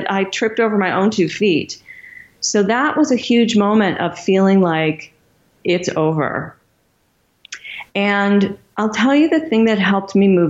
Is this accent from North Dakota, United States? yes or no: no; Michigan, United States; my hometown of Michigan